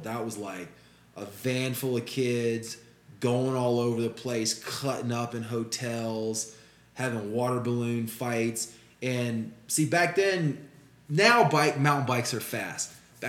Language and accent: English; Richmond, Virginia, United States; moved away as an adult; I was born in Richmond, Virginia. Okay. I grew up there. Graduated high school there in 92.